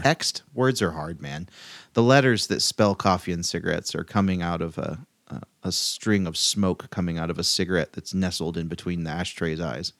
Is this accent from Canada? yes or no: no; Chico, California, United States; in my hometown